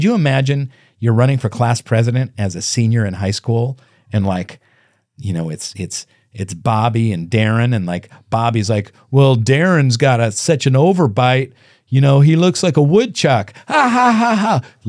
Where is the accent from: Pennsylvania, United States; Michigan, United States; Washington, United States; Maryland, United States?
Washington, United States; Seattle; I'm from Seattle, yeah. We didn't have reenactments